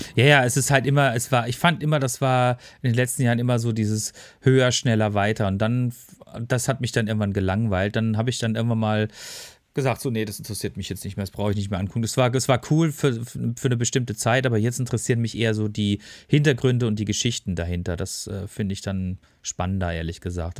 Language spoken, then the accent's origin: German; Freiburg, Baden-Württemberg, Germany; now in Ruhr area, Germany; meine Heimatstadt